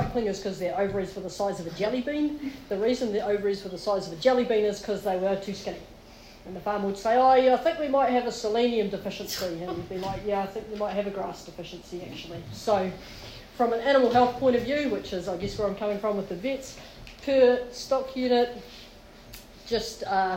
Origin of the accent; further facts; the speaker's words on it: New Zealand; now in Palmerston North, New Zealand; I'm a country girl. I grew up in Pukeu, the land of the high stocking rates. But actually, I now live in Palmy